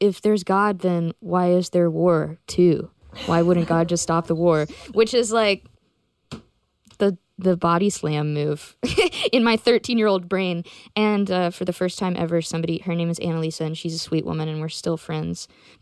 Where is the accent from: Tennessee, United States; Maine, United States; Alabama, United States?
Tennessee, United States; Memphis; I grew up in Memphis